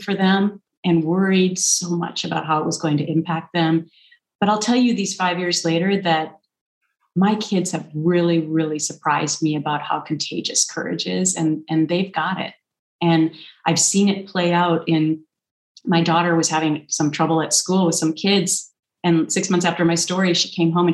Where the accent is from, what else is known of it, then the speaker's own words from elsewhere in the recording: Minnesota, United States; moved away; growing up in Minnesota, there's that Minnesota nice thing